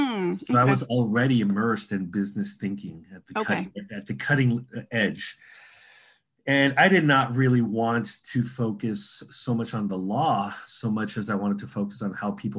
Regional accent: San Diego, California, United States; moved away as an adult; also born or lived in New York / Chicago; now in Tallahassee, United States; I'm originally from San Diego, went to NYU undergrad for Stern Finance and Economics.

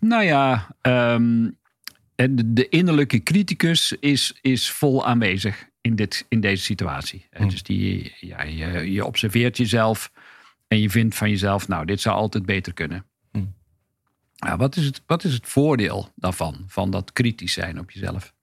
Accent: Hedel, Gelderland, Netherlands; ik ben geboren in Hedel

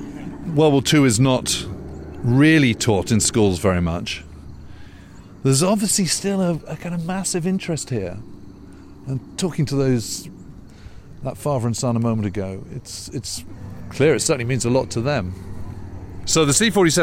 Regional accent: United Kingdom; being a Brit

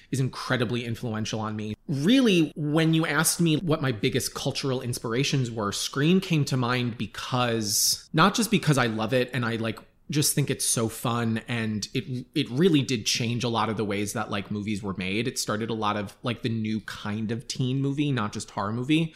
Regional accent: Long Island, New York, United States; I grew up on Long Island

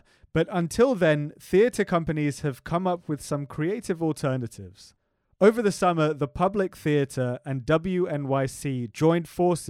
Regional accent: England, United Kingdom; moved away; not just because I'm English.

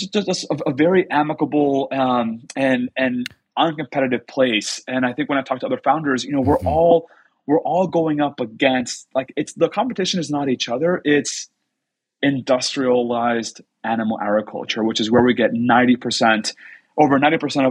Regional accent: Texas, United States; moved away as an adult; also born or lived in Mexico / Boston / Washington, D.C. / Silicon Valley; now in San Francisco, United States; I'm from Texas originally, grew up in Mexico, spent some years in Mexico when I was growing up

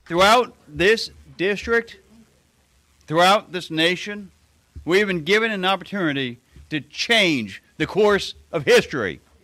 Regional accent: New Jersey, United States; also born or lived in Queens, New York; I grew up in New Jersey

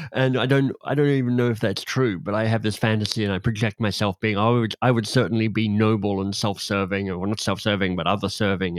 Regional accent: Australia; I'm Australian

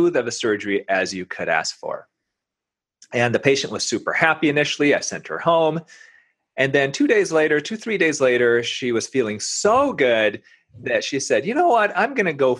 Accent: Grand Rapids, Michigan, United States; now in Detroit, United States; I'm originally from around Grand Rapids

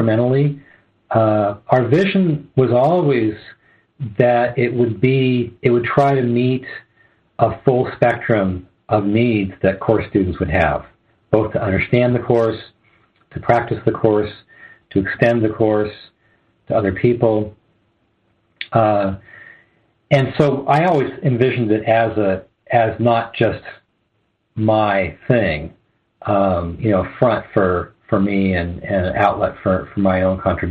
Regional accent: Southern California, United States; moved away as an adult; also born or lived in Arizona; I'm from Southern California, but I moved to mm-hmm. Arizona in 1990

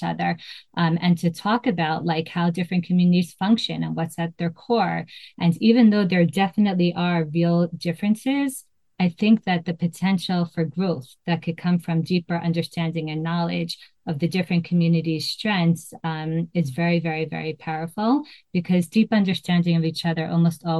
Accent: Great Neck, New York, United States; moved away as an adult; now in Israel; I was born in 1979, and I grew up in Great Neck, New York

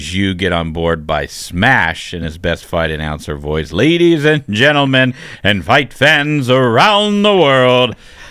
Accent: Australia; As an Australian, I'm amused by the talk of the attacks on the animal kingdom.

